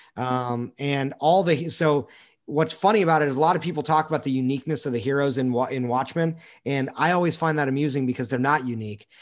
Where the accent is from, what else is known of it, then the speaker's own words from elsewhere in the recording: United States; we as an American people